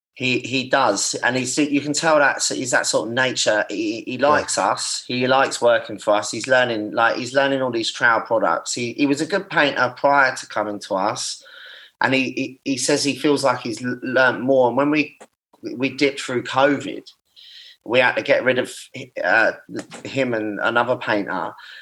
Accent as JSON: {"language": "English", "town": "Brighton", "region": "South East England", "country": "United Kingdom", "said": "I'm from Brighton."}